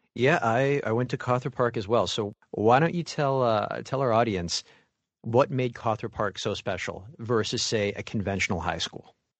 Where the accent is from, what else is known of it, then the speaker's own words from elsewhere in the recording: Mississauga, Ontario, Canada; If you ever fly to Toronto, you're gonna land in my hometown.